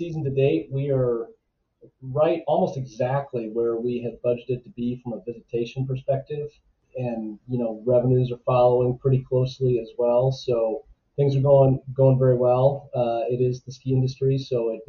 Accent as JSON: {"language": "English", "town": "Evergreen", "region": "Colorado", "country": "United States", "tie": "born or raised there", "moved": "yes", "lives_now": "Whitefish, United States", "said": "I grew up in Colorado. I grew up in Evergreen, Colorado, so the foothills above Denver."}